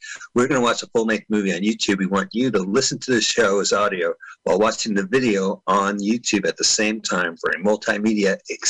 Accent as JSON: {"language": "English", "town": "San Francisco", "region": "California", "country": "United States", "tie": "born or raised there", "moved": "yes", "lives_now": "Los Angeles, United States", "said": "back in my hometown of San Fran."}